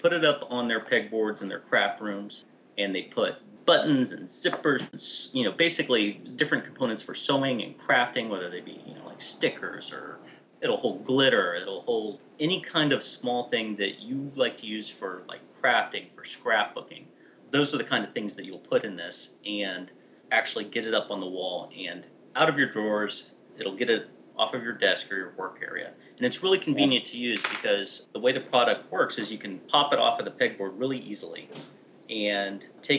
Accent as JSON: {"language": "English", "country": "United States", "said": "But I'm American, so."}